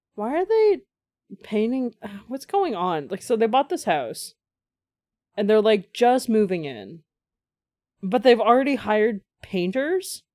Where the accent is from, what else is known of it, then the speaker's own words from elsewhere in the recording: Canada; as a Canadian